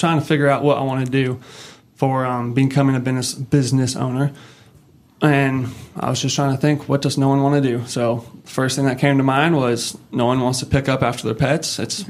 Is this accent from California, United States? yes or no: yes; California, United States; now in Northwest Arkansas, United States; I'm originally from California, moved here in 2018